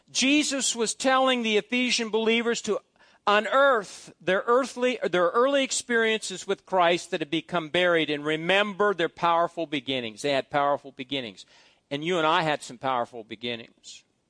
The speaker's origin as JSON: {"language": "English", "town": "Fairbury", "region": "Nebraska", "country": "United States", "tie": "born or raised there", "said": "the Big Rock in Fairbury, Nebraska, because it's a big rock that's been there for hundreds of thousands of years. And that's where my father carved his name on that big rock, and some of you know where the big rock is. It's, it's something that, that represents my growing up, my family, my hometown"}